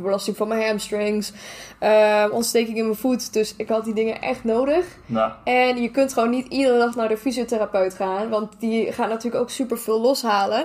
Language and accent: Dutch; Germany; moved away; als Duitser